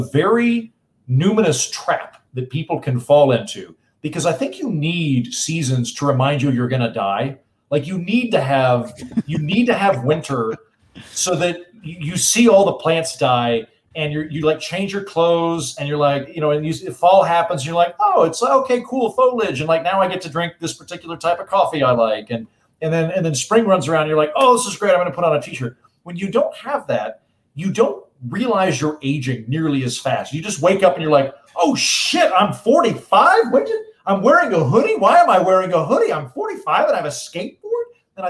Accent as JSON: {"language": "English", "region": "Oklahoma", "country": "United States", "moved": "yes", "lives_now": "Los Angeles, United States", "said": "I'm from Oklahoma, which is a state where God is actively trying to murder everyone with weather."}